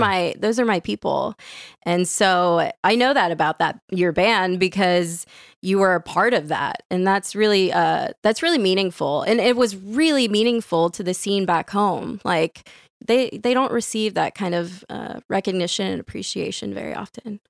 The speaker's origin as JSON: {"language": "English", "town": "New Orleans", "region": "Louisiana", "country": "United States", "tie": "born or raised there", "moved": "yes", "said": "I grew up in New Orleans"}